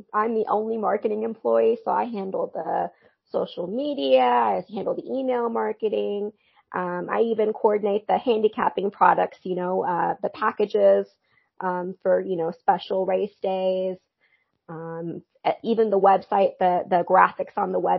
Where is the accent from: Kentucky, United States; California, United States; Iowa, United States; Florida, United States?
Kentucky, United States; Lexington; also born or lived in Bangladesh; I'm originally from Bangladesh, but I moved to Lexington when I was quite young, when I was about 4 or 5, and I've basically been in Lexington ever since. I have never lived anywhere else.